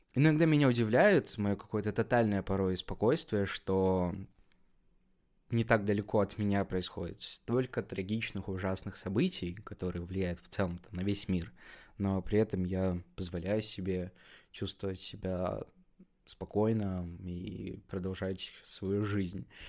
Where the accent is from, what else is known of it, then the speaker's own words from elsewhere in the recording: Kazakhstan; Я сам из Казахстана